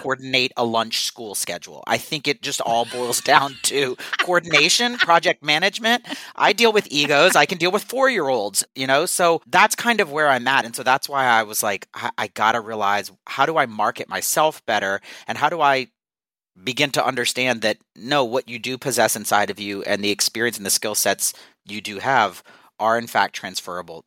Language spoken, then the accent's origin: English; South Louisiana, United States; also born or lived in New York; now in Los Angeles, United States; I am originally from South Louisiana.